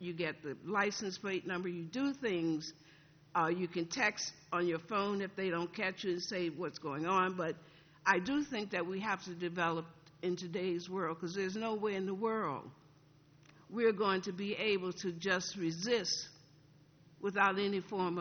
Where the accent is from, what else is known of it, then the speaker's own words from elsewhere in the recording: the South, United States; growing up in the South, black people operated from a theology and a pedagogy of resistance and accommodation.